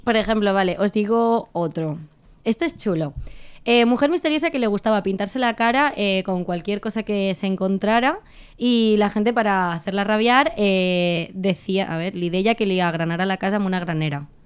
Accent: Valencian Community, Spain; now in Catalonia, Spain; nosotros como valencianos

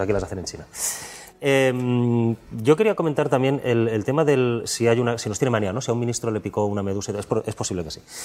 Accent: Alcoy, Valencian Community, Spain; yo soy de Alcoy

